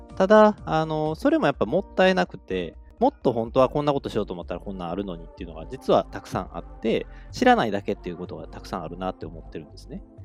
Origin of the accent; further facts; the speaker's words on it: Kobe, Hyogo, Japan; 生まれも育ちも神戸っ子ということで